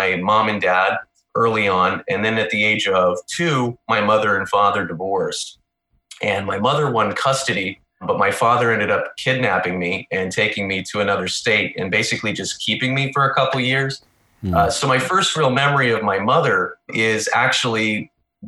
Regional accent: Missouri, United States; moved away as an adult; now in near Washington, D.C., United States; I'm from Missouri originally.

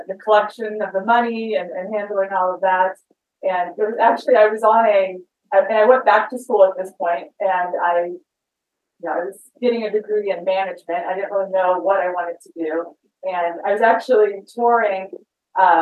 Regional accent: West Virginia, United States; moved away as an adult; also born or lived in Arizona; now in Phoenix, United States; I grew up in West Virginia. I came out to Arizona right out of high school

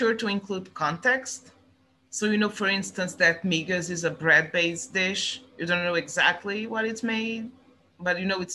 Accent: Estremoz, Portugal; English is a second language; in my hometown, Strumoz

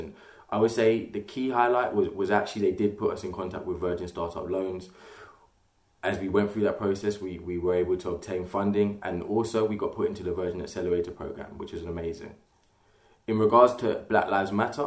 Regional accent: London, United Kingdom; I'm from Catford.

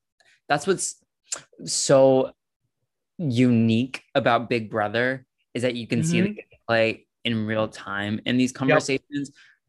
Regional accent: North Carolina, United States; moved away; I'm from North Carolina originally.

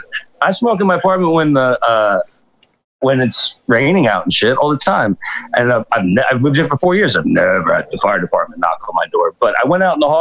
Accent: New York City, New York, United States; I'm from Brooklyn

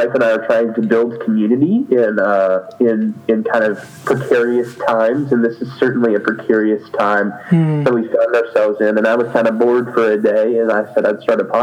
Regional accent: North Carolina, United States; I was raised in North Carolina here in the United States

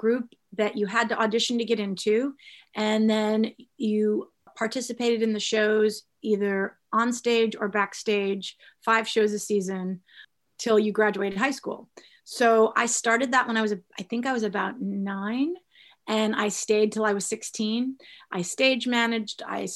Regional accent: Las Vegas, Nevada, United States; also born or lived in Michigan; I am originally from the Midwest. I'm from Michigan. And my family moved out to Las Vegas when I was about, I think I was going into first grade.

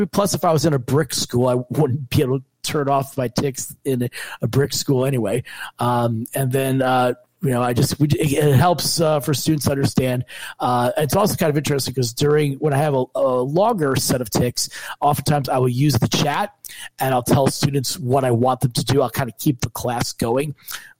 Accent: New Jersey, United States; moved away as an adult; also born or lived in New York; now in Michigan, United States; I am originally from New Jersey.

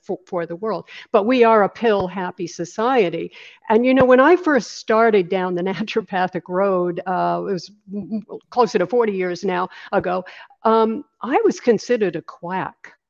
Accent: Maine, United States; also born or lived in Los Angeles; now in Sarasota, United States; I'm originally from Maine. That's where I, I grew up. I grew up on a little island off the coast of Maine.

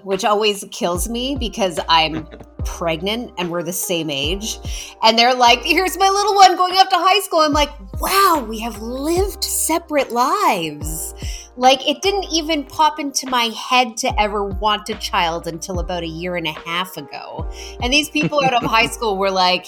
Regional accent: Almonte, Ontario, Canada; I'm from Elmont

